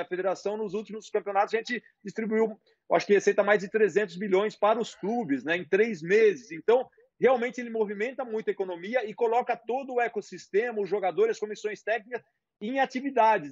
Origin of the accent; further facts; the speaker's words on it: Brazil; moved away; also born or lived in A Coruña, Spain; como brasileiro